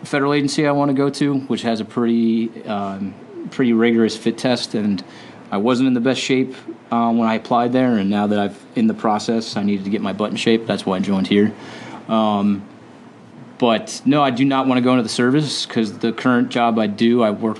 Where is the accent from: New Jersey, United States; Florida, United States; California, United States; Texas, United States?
New Jersey, United States; Wall Township; moved away as an adult; also born or lived in Pennsylvania; I grew up in Wall Township, New Jersey, about 3 hours north of here